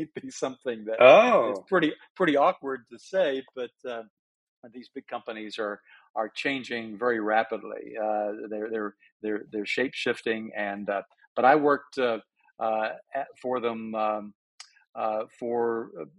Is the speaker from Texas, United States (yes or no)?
no; Tennessee, United States; moved away as an adult; also born or lived in North Carolina / Washington; I grew up in the South, born in North Carolina, raised in Tennessee